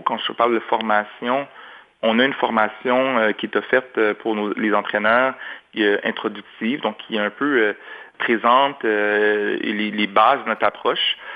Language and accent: French; Montreal, Quebec, Canada; J'ai grandi à Anjou, dans l'est de Montréal